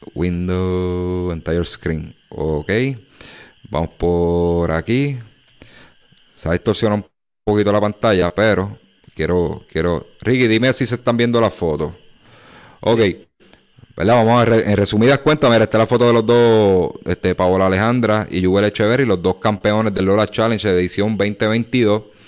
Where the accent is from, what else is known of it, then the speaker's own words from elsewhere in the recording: Humacao, Puerto Rico; now in Naguabo, Puerto Rico; soy de Humacao, pero estoy residiendo en Nahuabo